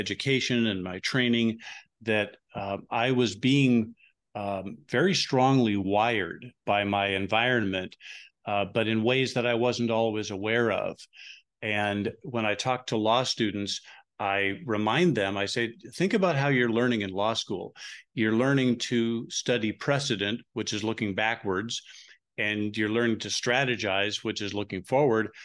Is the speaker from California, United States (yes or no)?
yes; Huntington Beach, California, United States; now in Phoenix, United States; I grew up in Huntington Beach, and that feels like going home to me.